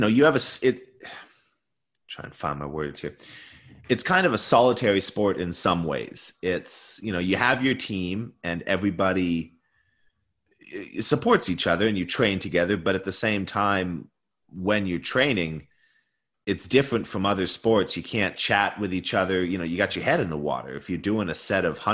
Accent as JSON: {"language": "English", "town": "Sackville", "region": "New Brunswick", "country": "Canada", "tie": "born or raised there", "moved": "yes", "said": "I was born and raised out east in Sackville, New Brunswick"}